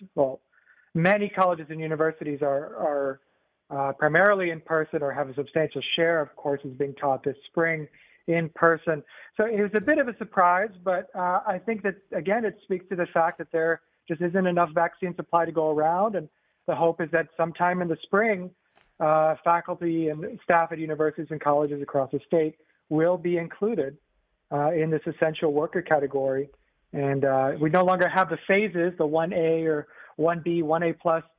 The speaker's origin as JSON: {"language": "English", "region": "northern Indiana", "country": "United States", "tie": "born or raised there", "also_born_or_lived": "West Coast", "moved": "as an adult", "lives_now": "Georgia, United States", "said": "I grew up in Indiana, actually, in uh, northern Indiana"}